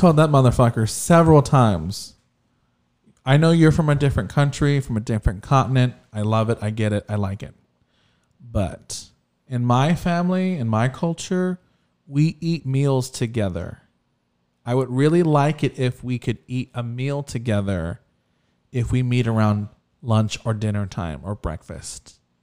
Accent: Texas, United States; we're from Texas

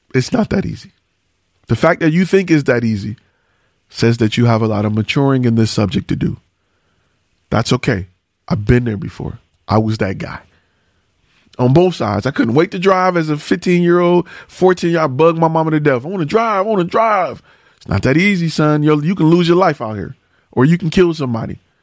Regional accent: Detroit, Michigan, United States; I'm from Detroit

